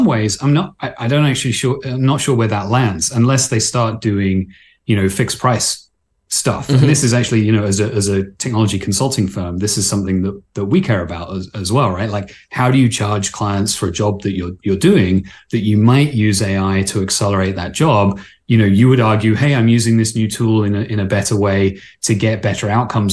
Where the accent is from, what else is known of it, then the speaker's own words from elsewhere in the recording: Canada; I'm Canadian